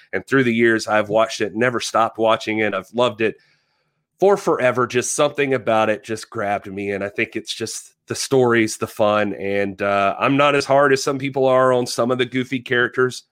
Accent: South Georgia, United States; I grew up in South Georgia

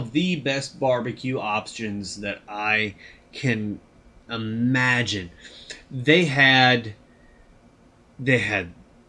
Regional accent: Sioux Falls, South Dakota, United States; moved away; also born or lived in Lincoln, Nebraska; So I grew up in Sioux Falls. I spent time in other towns, but I lived in Lincoln, Nebraska for 14 years.

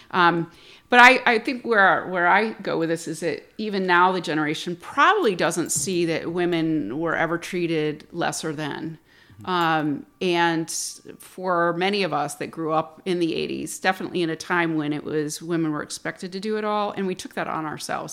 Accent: Plattsburgh, New York, United States; also born or lived in Fort Worth, Texas; I'm from Plattsburgh. I was born and raised here

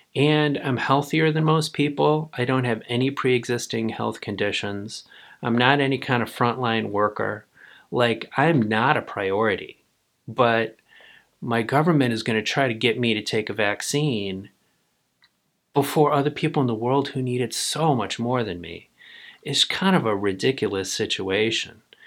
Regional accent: United States; I'm an American

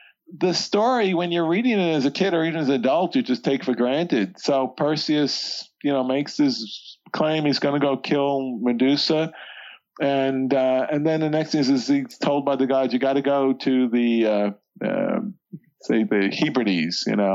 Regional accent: New York City, New York, United States; I grew up in the New York City

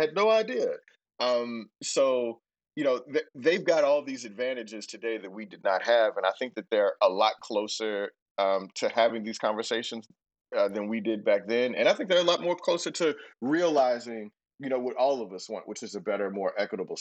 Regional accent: Houston, Texas, United States; I didn't even know people on the other side of town when I was growing up in Houston

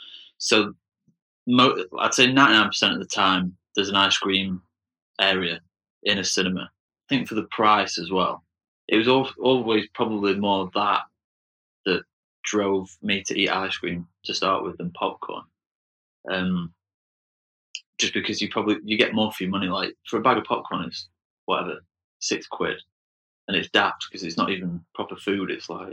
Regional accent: Sheffield, Yorkshire and the Humber, United Kingdom; moved away as an adult; also born or lived in London; now in Berlin, Germany; especially where I grew up in Sheffield

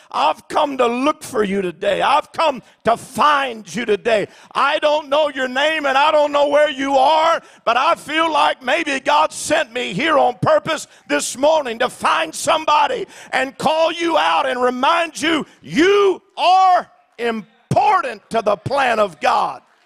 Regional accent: Alaska, United States; I'm from Alaska

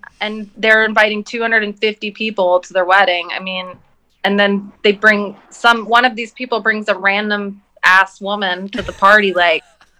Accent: Tulsa, Oklahoma, United States; I come from a very conservative like part of, I went to high school, university in Oklahoma, so, and I come from, I grew up in South Tulsa, so it's very well

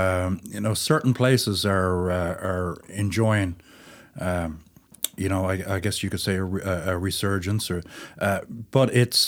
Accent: St. John's, Newfoundland and Labrador, Canada; No, I grew up around the Churchill Square area on Stonyhouse Street. It was a kind of a new development back in those days. I was born in the 50s.

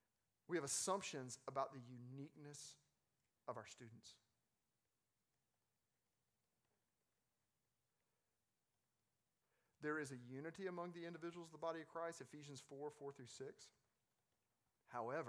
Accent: Arkansas, United States; I'm from Arkansas

